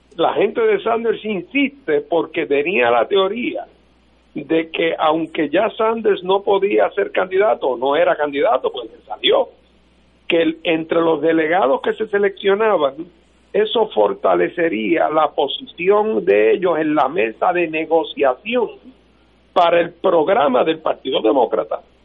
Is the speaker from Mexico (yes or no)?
no; Puerto Rico; éramos una posesión española y nos entregaron como lechón de apeso y ahora somos una posesión de los Estados Unidos